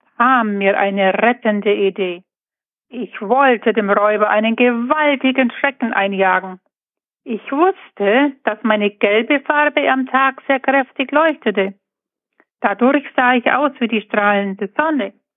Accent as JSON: {"language": "German", "town": "Buchloe", "region": "Bavaria", "country": "Germany", "said": "ich komme aus Buchlohe im Ostallgäu"}